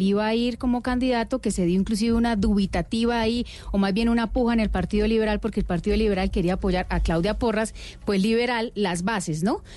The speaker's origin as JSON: {"language": "Spanish", "town": "Socorro", "region": "Santander", "country": "Colombia", "accent": "Santanderean", "moved": "as an adult", "lives_now": "Bogotá, Colombia"}